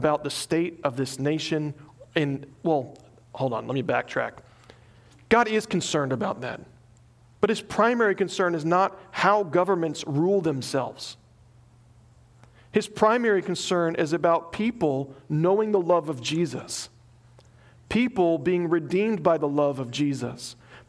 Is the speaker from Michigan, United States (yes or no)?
no; Nebraska, United States; I mean, I came from Nebraska.